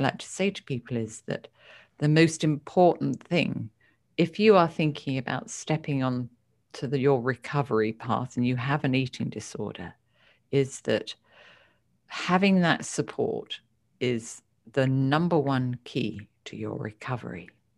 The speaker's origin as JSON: {"language": "English", "country": "United Kingdom", "tie": "born or raised there", "said": "I only grew up with a mother. My father died when I was two. And I've got two older brothers, and I grew up in the United Kingdom."}